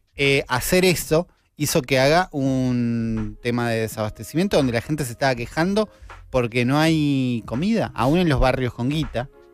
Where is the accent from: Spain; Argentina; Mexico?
Argentina